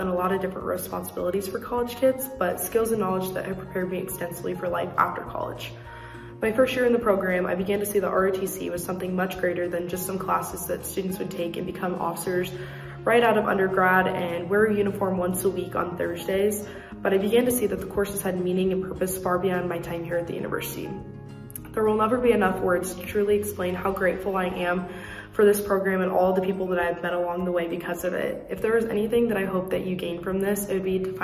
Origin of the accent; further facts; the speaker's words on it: Raymond, Nebraska, United States; I'm from Raymond, Nebraska